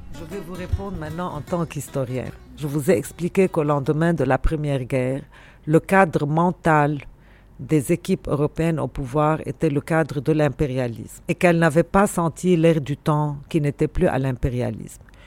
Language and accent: French; Beirut, Beirut Governorate, Lebanon; je suis de nulle part, j'ai grandi à Beyrouth et je suis de Beyrouth finalement